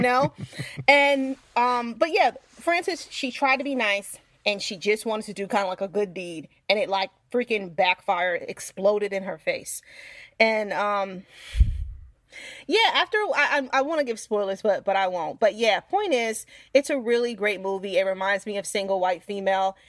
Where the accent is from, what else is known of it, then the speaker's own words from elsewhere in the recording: New York, United States; I'm from New York